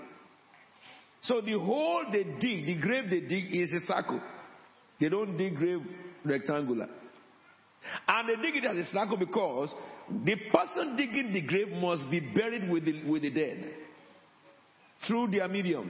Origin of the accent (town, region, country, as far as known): Nigeria; moved away